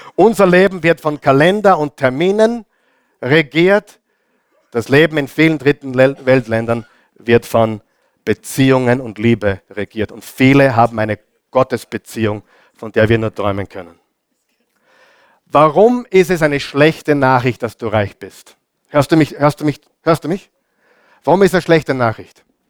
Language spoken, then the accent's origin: German; Austria; bei uns in Österreich sagt man Gasonäre